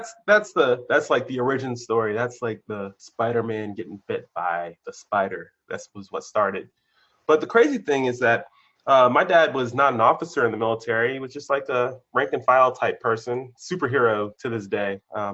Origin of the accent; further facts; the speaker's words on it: Maryland, United States; also born or lived in Germany; I grew up, so I was a military brat, born somewhere in the United States on a military base, occupied Germany for a few years, and then came back here to Maryland, and I've been in Maryland and other places since the 80s.